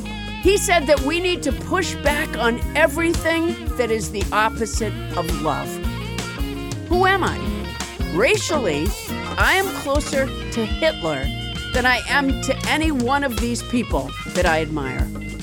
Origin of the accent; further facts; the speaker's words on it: Massachusetts, United States; also born or lived in Huntsville, Alabama; now in California, United States; I grew up in the suburbs of Massachusetts, but I was born in Huntsville, Alabama.